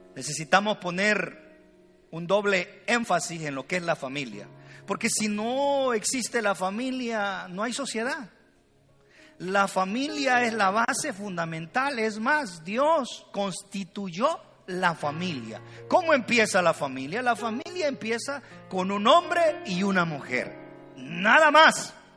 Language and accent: Spanish; El Salvador; yo soy salvadoreño, cuando le digo vos, ella me dice tú